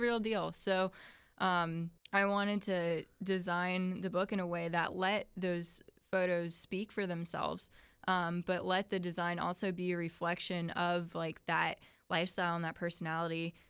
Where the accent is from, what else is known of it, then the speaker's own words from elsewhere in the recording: Ocala, Florida, United States; moved away as an adult; also born or lived in St. Augustine, Florida; I'm from Ocala originally